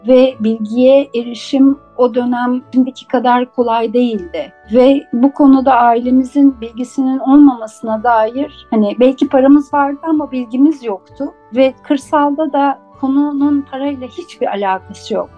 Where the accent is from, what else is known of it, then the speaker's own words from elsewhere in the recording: Istanbul, Turkey; Ben 1972 yılında İstanbul'da Levent'te doğdum.